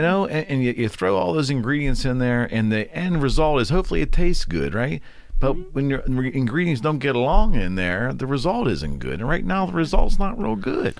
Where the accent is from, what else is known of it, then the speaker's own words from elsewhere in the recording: United States; as an American